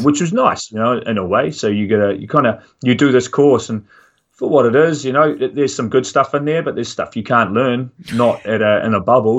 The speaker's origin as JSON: {"language": "English", "town": "Dunedin", "region": "Otago", "country": "New Zealand", "said": "I'm from Dunedin in the South Island"}